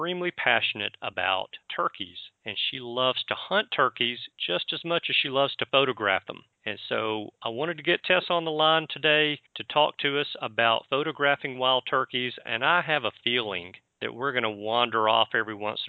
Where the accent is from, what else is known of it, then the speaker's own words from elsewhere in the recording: the South, United States; me being born and raised in the South